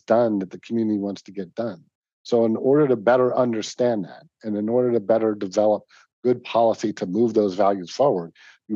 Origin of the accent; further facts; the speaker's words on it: East Coast, United States; now in Moorpark, United States; I remember growing up on the East Coast